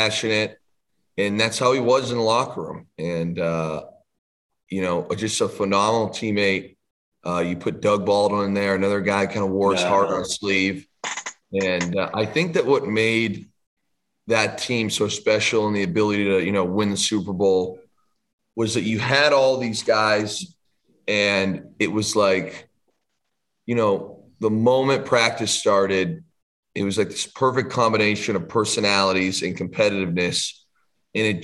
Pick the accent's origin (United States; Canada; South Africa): Canada; as a Canadian kid